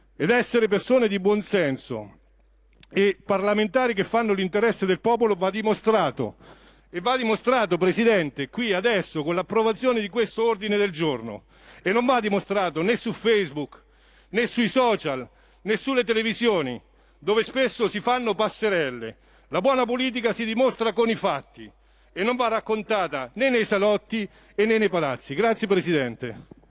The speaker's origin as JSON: {"language": "Italian", "town": "Montegranaro", "region": "Marche", "country": "Italy", "said": "sono di Montegranaro"}